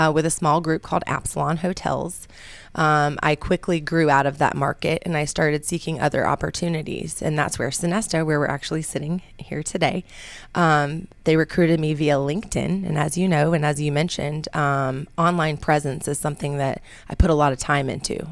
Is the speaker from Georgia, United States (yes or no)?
yes; Brooks, Georgia, United States; also born or lived in Albuquerque, New Mexico; I moved to Brooks, Georgia, which is very near Peachtree City, which is also known as the Golf Cart community, and that's where I grew up.